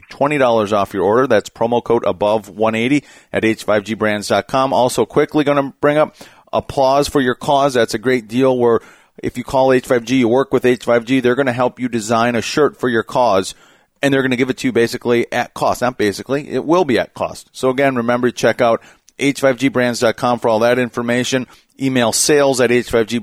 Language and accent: English; Wisconsin, United States; as someone who grew up in the Midwest, I grew up in Wisconsin